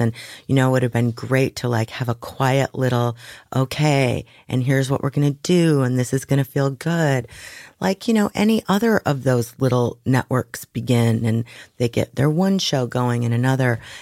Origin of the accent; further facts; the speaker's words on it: Waukegan, Illinois, United States; also born or lived in Dallas; I was raised Catholic in Waukegan, Illinois